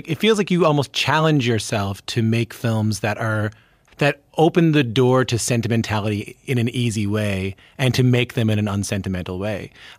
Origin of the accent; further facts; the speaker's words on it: Newfoundland and Labrador, Canada; I'm also from an island in the middle of the ocean, like I'm from Newfoundland.